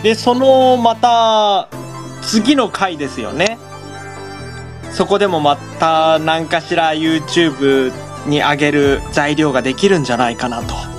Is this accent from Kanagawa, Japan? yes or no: no; Higashimatsuyama, Saitama, Japan; その自分の地元、うん、はいが東松山